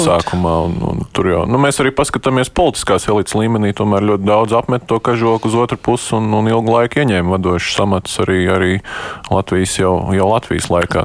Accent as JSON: {"language": "Latvian", "town": "Sigulda", "region": "Sigulda Municipality", "country": "Latvia", "said": "Es pats no Siguldas esmu"}